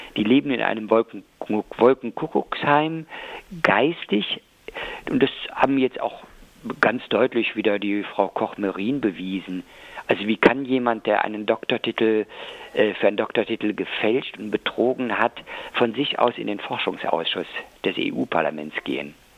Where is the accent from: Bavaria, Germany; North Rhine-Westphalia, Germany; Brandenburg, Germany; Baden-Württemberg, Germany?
North Rhine-Westphalia, Germany; Cologne; als Kölner